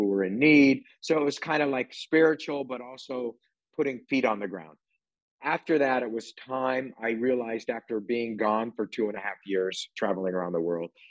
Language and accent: English; California, United States; growing up in California with very liberal parents